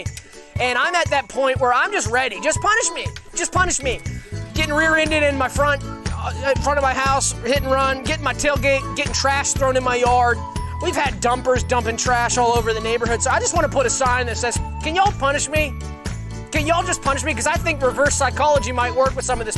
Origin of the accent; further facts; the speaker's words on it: the South, United States; accent: Southern; I'm going to let my real accent come out.